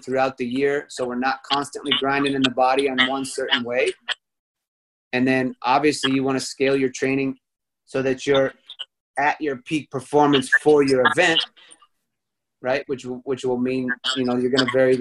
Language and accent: English; United States; moved away; also born or lived in Texas / Chicago, Illinois; I grew up in Texas and Chicago